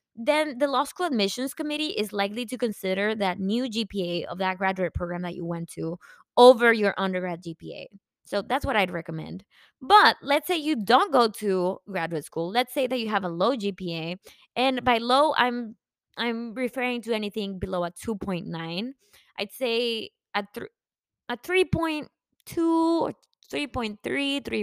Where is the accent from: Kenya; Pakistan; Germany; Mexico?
Mexico; also born or lived in McAllen; now in Dallas, United States; I am from Mexico